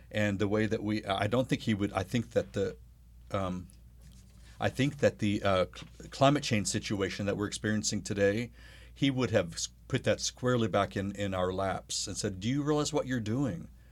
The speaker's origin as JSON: {"language": "English", "region": "New Mexico", "country": "United States", "tie": "born or raised there", "also_born_or_lived": "Arkansas", "moved": "yes", "lives_now": "Oklahoma, United States", "said": "I was born in Arkansas. I lived in Oklahoma for a few months, was raised mostly in New Mexico"}